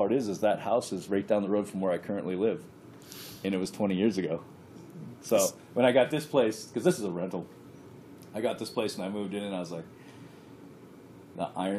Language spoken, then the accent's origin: English; Fort Yukon, Alaska, United States; also born or lived in Fairbanks / North Pole; I grew up in Fort Yukon. I was born in Fairbanks. I moved out of Fort Yukon when I was 15. Enrolled at Lathrop, and I've been Fairbanks and North Pole since.